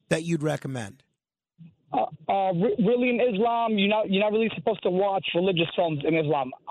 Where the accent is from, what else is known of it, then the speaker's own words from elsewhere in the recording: New York City, New York, United States; have Christian, Muslim, Judeo values because I grew up with everybody. I love all good people. Um, I grew up with everybody in the Bronx.